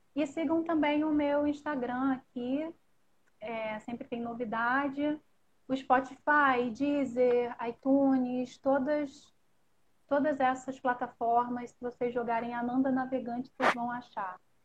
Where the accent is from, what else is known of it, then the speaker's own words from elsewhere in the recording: Rio de Janeiro, Brazil; accent: carioca; como carioca, no meu linguajar carioca